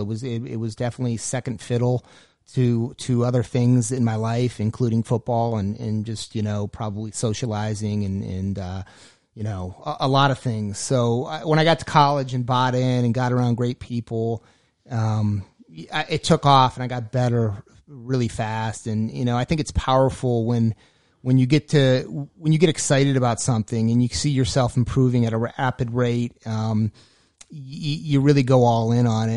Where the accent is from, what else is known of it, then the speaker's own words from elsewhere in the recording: Erie, Pennsylvania, United States; moved away; I was born and raised in Erie, Pennsylvania